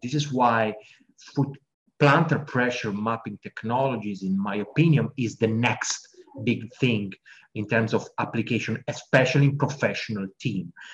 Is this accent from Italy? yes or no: yes; Italy; also born or lived in United Kingdom; I'm from Italy